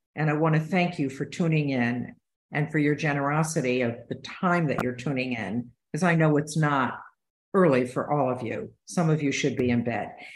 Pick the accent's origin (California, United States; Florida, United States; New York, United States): New York, United States; Utica; I grew up in East Utica and upstate New York